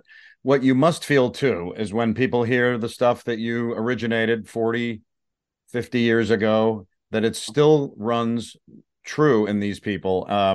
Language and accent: English; Connecticut, United States; growing up in Connecticut